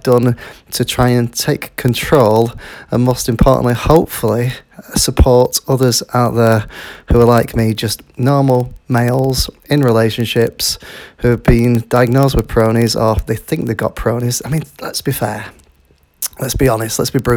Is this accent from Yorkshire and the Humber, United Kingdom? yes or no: yes; Yorkshire and the Humber, United Kingdom; I'm from Yorkshire in the United Kingdom.